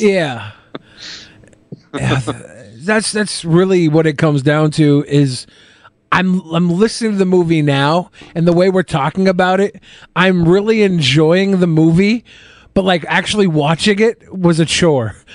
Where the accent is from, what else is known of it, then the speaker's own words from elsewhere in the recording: Seattle, Washington, United States; I grew up in Seattle